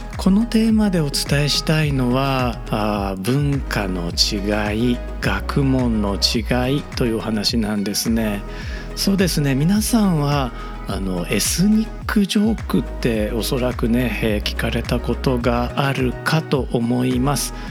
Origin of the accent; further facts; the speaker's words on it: Japan; also born or lived in Osaka; 日本人として